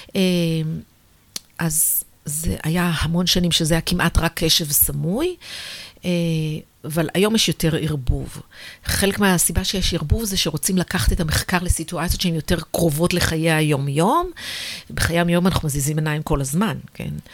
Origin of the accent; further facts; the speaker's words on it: Israel; also born or lived in United States; בעיניי כישראלית